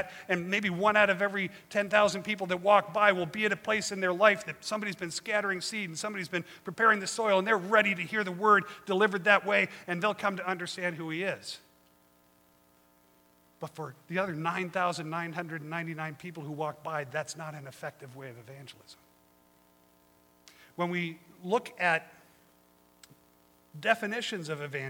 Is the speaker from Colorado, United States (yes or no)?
yes; Colorado, United States; now in Monterey, United States; I grew up in Colorado, and I'm used to good harsh winters